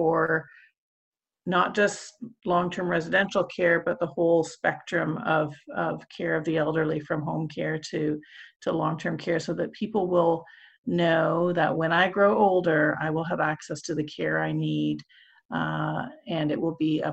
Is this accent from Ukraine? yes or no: no; Canada; as a Canadian